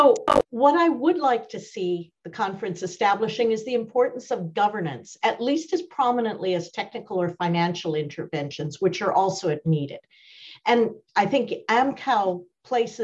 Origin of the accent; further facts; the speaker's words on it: India; I grew up in India